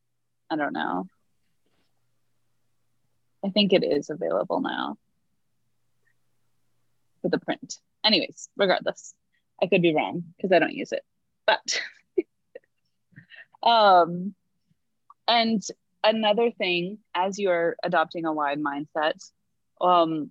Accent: United States; we Americans have to pay out the wazoo

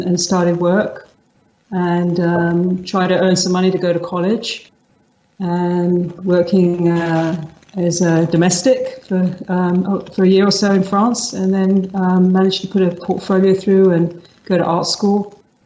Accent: London, United Kingdom; moved away; My background is from London. I'm originally from London. I was grew up in an Anglo-Irish family

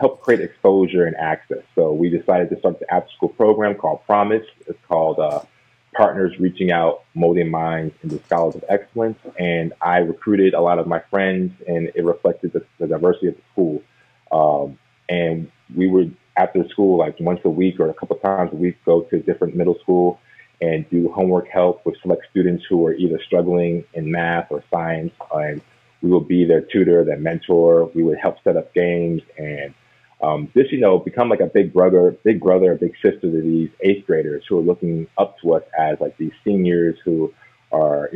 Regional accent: Germantown, Maryland, United States; the area I grew up in was pretty diverse. It's one of the most diverse counties in the nation, Montgomery County

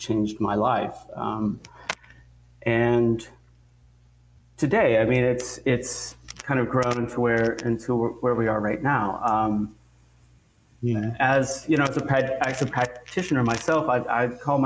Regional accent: Alaska, United States; now in New York, United States; I grew up in Alaska

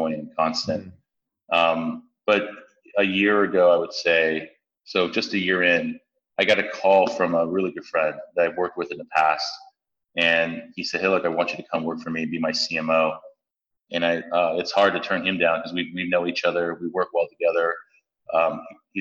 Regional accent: San Francisco, California, United States; I grew up in San Francisco most of my life. I grew up in the Tenderloin

